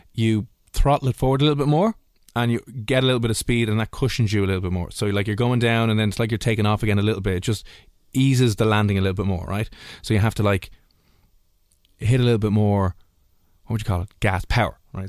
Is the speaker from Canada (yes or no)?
no; Ireland; being Irish